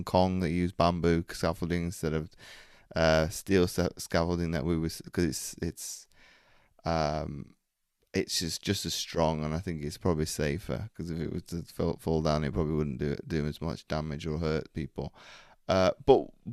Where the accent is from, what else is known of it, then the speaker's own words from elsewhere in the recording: Belgium; now in North Wales, United Kingdom; I grew up in Belgium